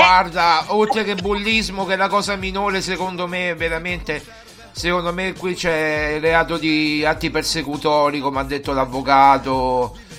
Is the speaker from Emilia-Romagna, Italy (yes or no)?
no; Rome, Lazio, Italy; non sono neanche eh, di San Basilio, sono di Coglianiene.